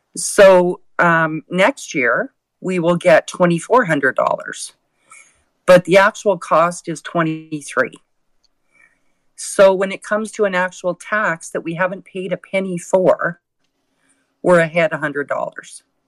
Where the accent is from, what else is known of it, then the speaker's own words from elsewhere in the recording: Alberta, Canada; First of all, I am a Canadian. Second of all, I'm an Albertan